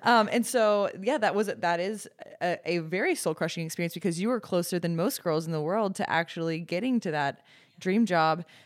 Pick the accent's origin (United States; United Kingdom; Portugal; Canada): United States; Dallas, Texas; growing up in Dallas, and I went to school in Dallas